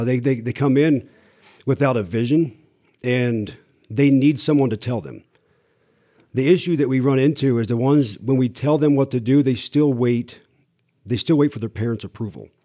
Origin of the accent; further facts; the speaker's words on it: Iowa, United States; moved away; also born or lived in Topeka, Kansas; I grew up in a, in a small t, a small town in Iowa